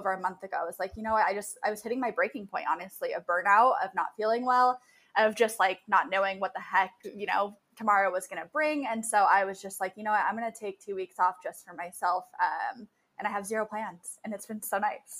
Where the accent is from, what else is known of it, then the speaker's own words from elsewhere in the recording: Murrieta, California, United States; moved away as an adult; also born or lived in San Diego / Orange County / Long Beach / Los Angeles; now in Denver, United States; I'm from Southern California. So I was born and raised in a small town out there called Murrieta, California